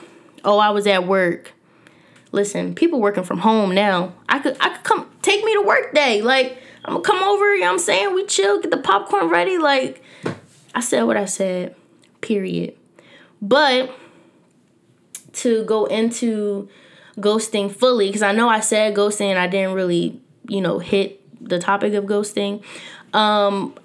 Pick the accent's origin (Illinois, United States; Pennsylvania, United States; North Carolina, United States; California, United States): Pennsylvania, United States; Philadelphia; I was born and raised here in North Philadelphia